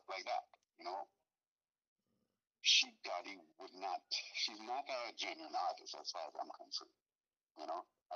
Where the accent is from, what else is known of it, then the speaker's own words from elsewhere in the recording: Trinidad & Tobago; now in United States; I'm from Trinidad. I am from Trinidad and Tobago. I wasn't born in the United States.